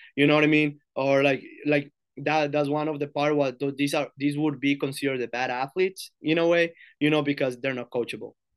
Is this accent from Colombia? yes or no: yes; Girardota, Antioquia, Colombia; now in United States; I'm from Girardota, so it's like a town, like, thirty minutes from Medellin, Colombia